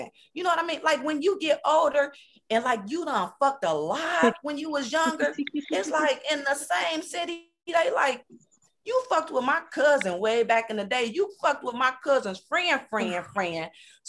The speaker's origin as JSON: {"language": "English", "town": "Cincinnati", "region": "Ohio", "country": "United States", "said": "I'm from Cincinnati, Ohio."}